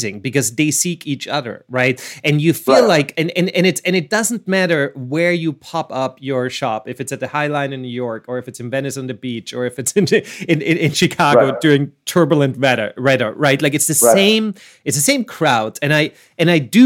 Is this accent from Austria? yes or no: yes; Vienna, Austria; I'm from Vienna, I'm from Austria